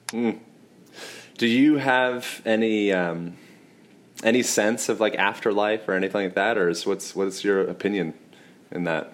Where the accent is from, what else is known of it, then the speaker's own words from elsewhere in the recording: United States; I'm American